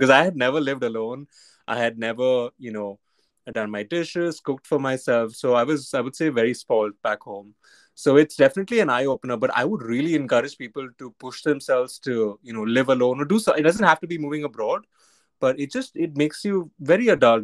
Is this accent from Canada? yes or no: no; Mumbai, Maharashtra, India; I was born and brought up in Bombay.